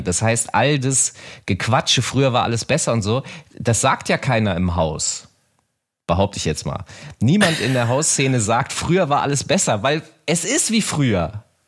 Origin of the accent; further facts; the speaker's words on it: Hanover, Lower Saxony, Germany; in meiner Heimatstadt Hannover